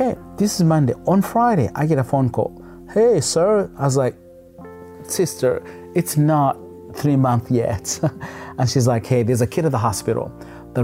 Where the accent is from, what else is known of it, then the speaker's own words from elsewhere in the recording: Kampala, Central Region, Uganda; now in United States; he saw the need of kids on the streets of Kampala but he didn't walk away, but he wanted to do something. And he happened to help one, and that one happened to be me